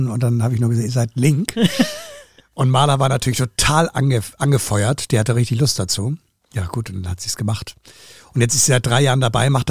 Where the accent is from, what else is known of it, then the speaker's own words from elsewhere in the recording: Hamburg, Germany; Und damit habe ich auf jeden Fall meinen Soll als Hamburger